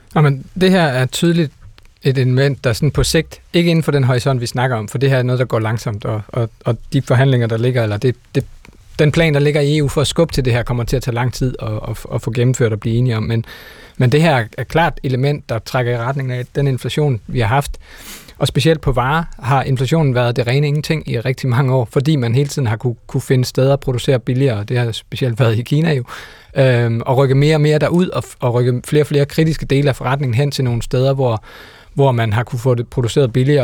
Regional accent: Denmark; vi som danskere

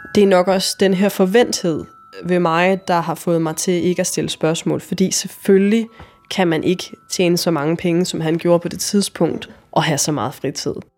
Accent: Jutland, Denmark; moved away; jeg kommer fra Jylland på det her tidspunkt, og jeg er 22 år.

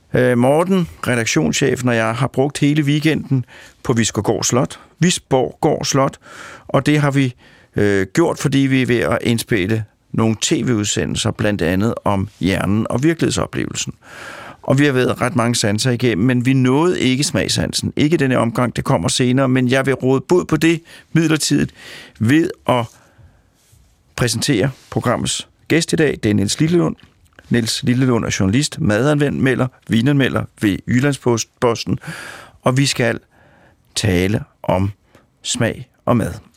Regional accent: Sorgenfri, Capital Region of Denmark, Denmark; Jeg kommer fra Sovnfri, øh, og Sovnfri er naboby til Kongens Lyngby

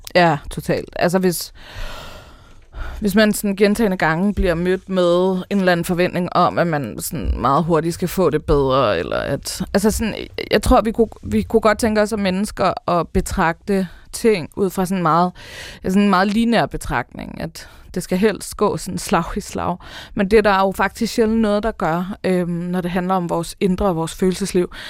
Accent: Denmark; vi som danskere

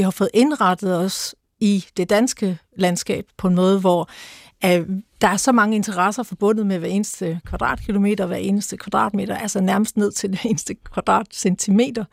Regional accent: Mariager Fjord, North Denmark Region, Denmark; Jeg voksede op ved Mariager Fjord.

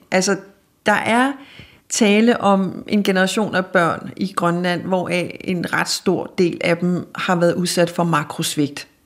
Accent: Denmark; hvordan vi som danskere kommer og i talsætter os selv som forældre over grønlænderne

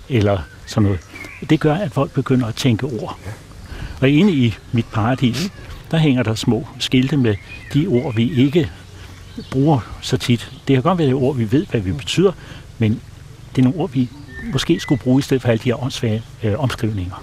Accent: Copenhagen, Capital Region of Denmark, Denmark; moved away as an adult; now in Nyord, Denmark; jeg var født i København og startede også job

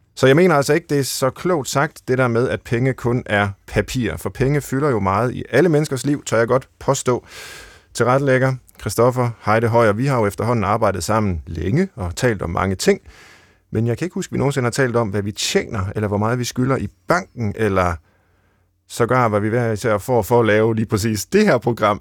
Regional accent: Central Jutland, Central Denmark Region, Denmark; jeg er fra Midtjylland

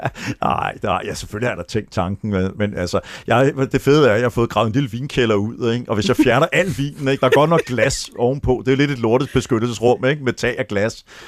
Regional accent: Denmark; also born or lived in Florida, United States; vi som danskere

